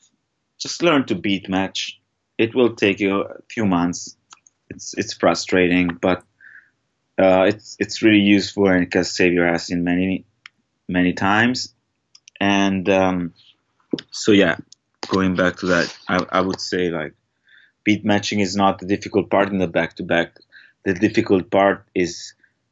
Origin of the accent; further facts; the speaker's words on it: Italy; moved away as an adult; now in Los Angeles, United States; I'm from Italy.